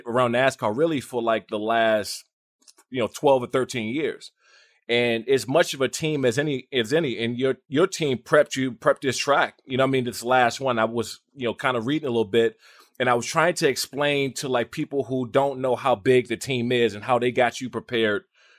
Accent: Maryland, United States; also born or lived in Washington, D.C.; And, you know, I grew up in Maryland, Washington, D.C. area.

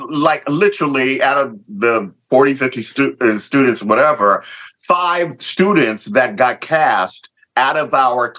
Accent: Lompoc, California, United States; So I was definitely used to it. So I had grew up there. My dad was in the Air Force. So we had been on Vandenberg Air Force Base for many, many years. Then we moved to Lompoc, the big city.

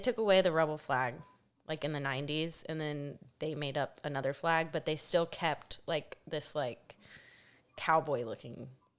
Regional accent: Tarrant County, Texas, United States; I am from Texas. I grew up in Tarrant County. I went to Richland High School

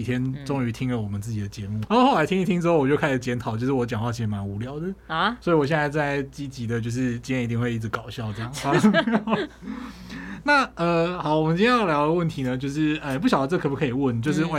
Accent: southern Taiwan, Taiwan; 因为我是南部出生的小孩嘛，嗯嗯，就是。那种，而且是那种宫庙旁边的小孩哦，对，就是出去之后，左边一间庙，右边两间庙之类的，对，都很近。

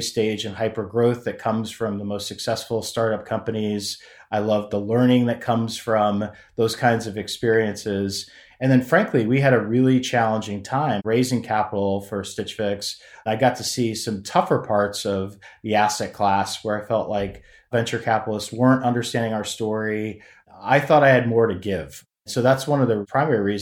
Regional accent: Virginia, United States; moved away as an adult; also born or lived in California; I grew up in Virginia.

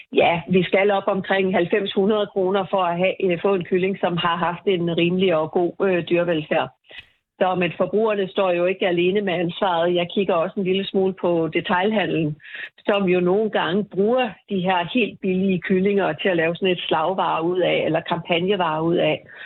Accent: Denmark

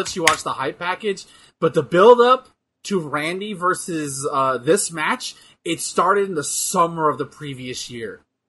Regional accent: the South, United States; Yeah, I'm from the South

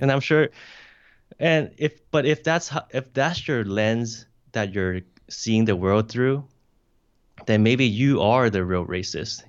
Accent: Hong Kong; moved away; also born or lived in United States; I'm an immigrant from Hong Kong to the U S

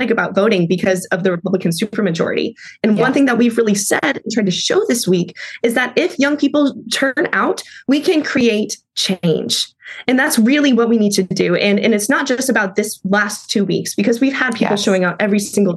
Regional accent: Nashville, Tennessee, United States; I'm from Nashville. I was raised here.

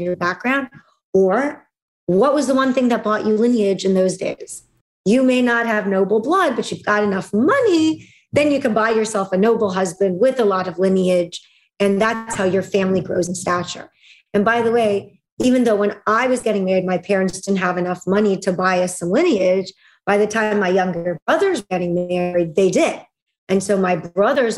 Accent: Russia; moved away; In Russia, I was a second-class citizen because I was a Jew. And in the Jewish community, I was a second-class citizen because I was born in Russia

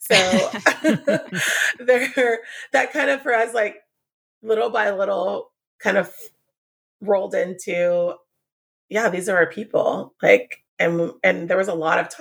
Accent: San Diego, California, United States; also born or lived in Oklahoma; Grew up Southern Baptist, but I was born here in San Diego, lived here my whole life for the most part, went to Oklahoma for a while

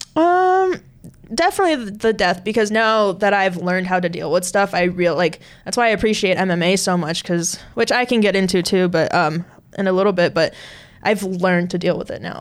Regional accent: Southern California, United States; we grew up. So we're both from Southern California.

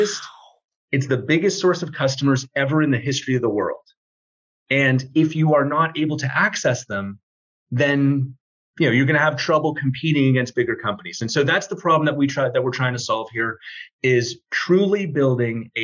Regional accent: Toronto, Ontario, Canada; I am from Toronto, Canada

